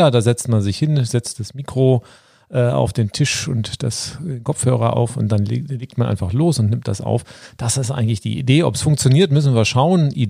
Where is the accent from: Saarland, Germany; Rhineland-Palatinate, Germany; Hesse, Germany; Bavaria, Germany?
Hesse, Germany; Frankfurt; also born or lived in Swabia / Spain; now in Berlin, Germany; bin, gebürtiger Schwabe, genau. Wir sind zusammen in Frankfurt am Main aufgewachsen, waren mal in Spanien, in Berlin, wohnen jetzt auch in Berlin.